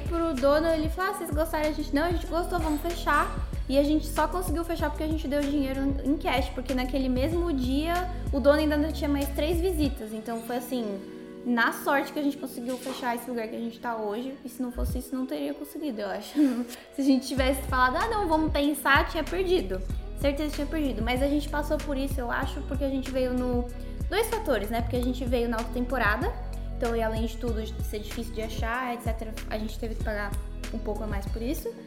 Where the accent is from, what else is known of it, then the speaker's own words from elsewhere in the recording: São Paulo, Brazil; tenho 23 anos e ambos somos de São Paulo, capital